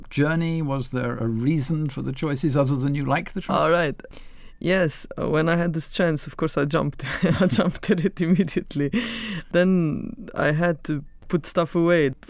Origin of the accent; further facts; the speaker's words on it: Carinthia, Slovenia; I come from Koroška region, which is the northern part of the country, and uh, I went to the primary school and to gymnasium there